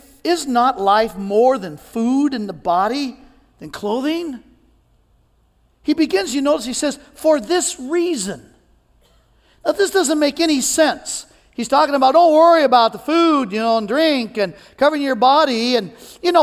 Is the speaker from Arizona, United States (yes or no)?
no; Cajun, Louisiana, United States; I'm Cajun